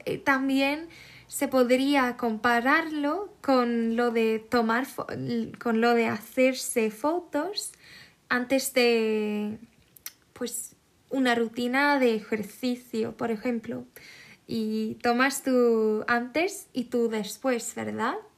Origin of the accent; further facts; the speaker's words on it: Sweden; Spanish is a second language; also born or lived in Netherlands (ancestry); no soy española ni latina, em, soy sueca.